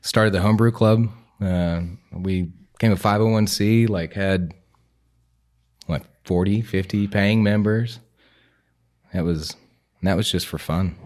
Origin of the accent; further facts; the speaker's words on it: Greenville, South Carolina, United States; also born or lived in Columbia; I was born and raised in Greenville, so I've been here pretty much my whole life